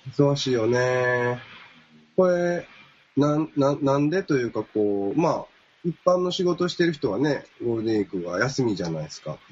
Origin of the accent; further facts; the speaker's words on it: Kansai, Japan; 俺も関西出身